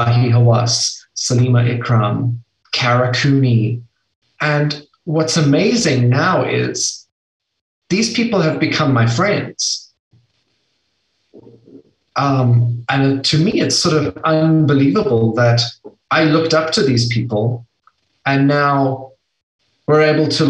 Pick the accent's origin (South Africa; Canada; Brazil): South Africa; I'm from South Africa